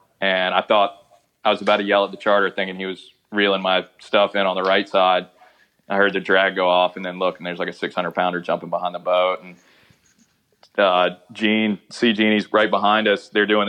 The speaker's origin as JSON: {"language": "English", "region": "East Coast", "country": "United States", "tie": "born or raised there", "said": "it's like that's a part that was such a trip to me is moving out there from growing up on the East Coast."}